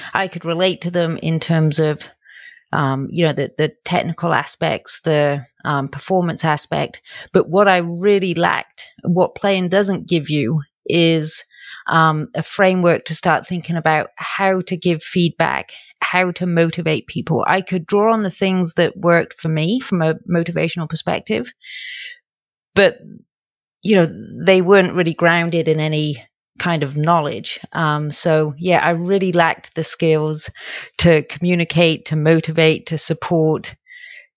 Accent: United Kingdom; moved away as an adult; also born or lived in Dallas, Texas; now in Madison, United States; So I now live in Madison, Wisconsin. As you can tell from my accent, that's not where I'm originally from. I'm originally from the UK

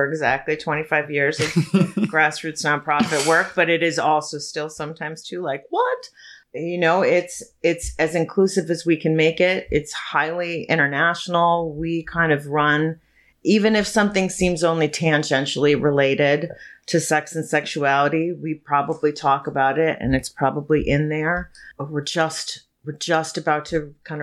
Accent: Chicago, Illinois, United States; moved away; I'm from here. I'm a Chicagoan by birth, but I was gone for about 20 years. I came back five years ago.

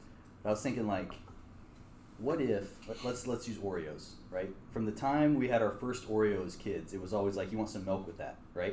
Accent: Western Colorado, United States; I grew up in Western Colorado, white family, you know, not a lot of culture, like Irish, Swedish

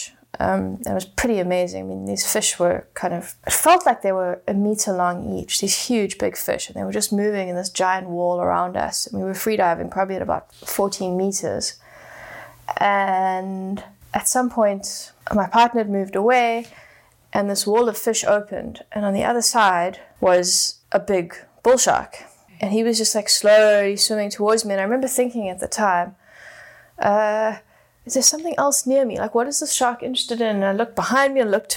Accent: Johannesburg, Gauteng, South Africa; I grew up in Johannesburg, which is 100% landlocked

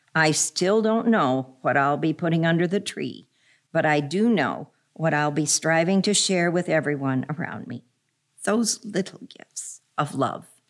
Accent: Minneapolis, Minnesota, United States; I grew up in Minneapolis

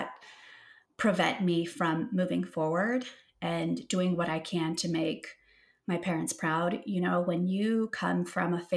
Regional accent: Texas, United States; moved away as an adult; also born or lived in Monterrey, Mexico / Washington, District of Columbia, United States; I'm from Texas. I grew up here, moved to DC with these high hopes

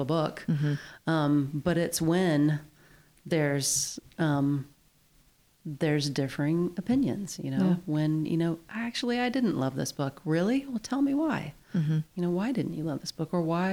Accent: West Virginia, United States; moved away as an adult; also born or lived in Appalachia; now in Whatcom County, United States; I'm from West Virginia

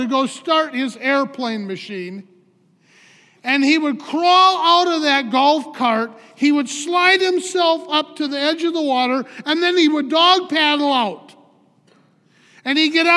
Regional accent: Eau Claire, Wisconsin, United States; I'm a Wisconsin boy. I grew up in Eau Claire

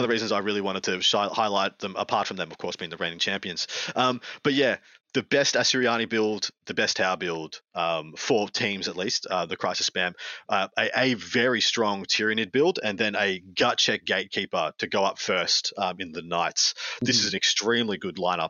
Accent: Victoria, Australia; my home state in Victoria

